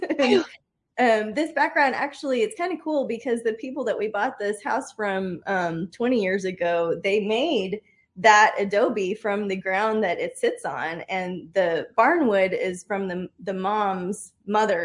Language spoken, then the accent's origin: English; Austin, Texas, United States; growing up in Austin